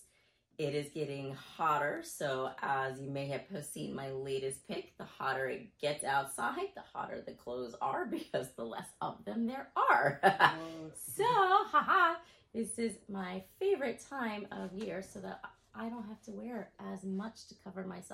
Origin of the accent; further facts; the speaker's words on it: Texas, United States; moved away; also born or lived in Florida; I am originally from Texas. I am a Texas girl